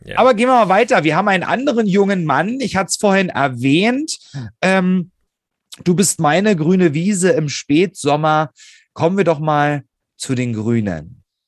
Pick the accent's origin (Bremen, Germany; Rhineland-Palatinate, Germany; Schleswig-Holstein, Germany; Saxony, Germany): Saxony, Germany; Hoyerswerda; born or raised there; now in Berlin, Germany